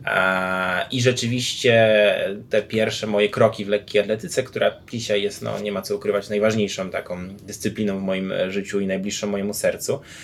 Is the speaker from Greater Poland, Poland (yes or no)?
no; Grudziądz, Kuyavian-Pomeranian Voivodeship, Poland; wychowałem się w Grudziądzu